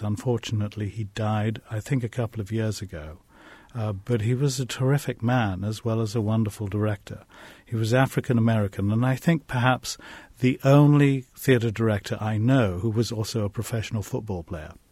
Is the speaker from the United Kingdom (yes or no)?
yes; England, United Kingdom; growing up in England in the 1950s